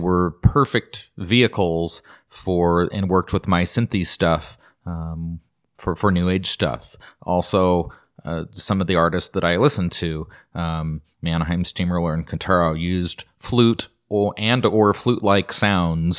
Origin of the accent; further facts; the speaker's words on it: Idaho, United States; Growing up in Idaho, if you were to go to McCall or you go to Sun Valley, Ketchum area, or you just travel around in some of these smaller towns, we have a little touristy towns